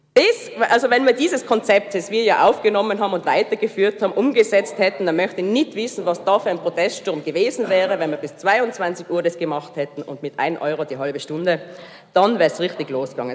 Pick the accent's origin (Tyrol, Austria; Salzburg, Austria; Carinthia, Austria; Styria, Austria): Tyrol, Austria; Hall in Tirol; now in Innsbruck, Austria; ich bin ja eigentlich aus Hall